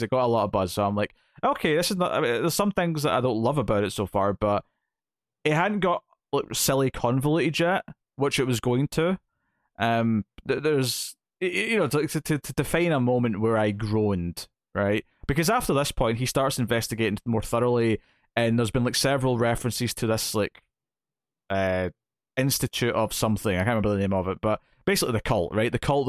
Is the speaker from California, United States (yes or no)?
yes; San Francisco, California, United States; I grew up in San Francisco.